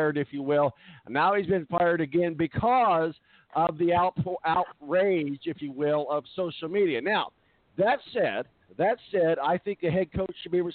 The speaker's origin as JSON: {"language": "English", "town": "Evansville", "region": "Indiana", "country": "United States", "said": "I'm from Evansville."}